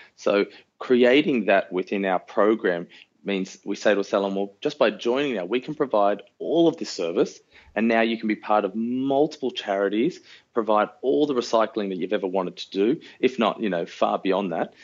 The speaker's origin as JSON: {"language": "English", "town": "Sydney", "region": "New South Wales", "country": "Australia", "tie": "born or raised there", "said": "we grew up uh, northwest of Sydney"}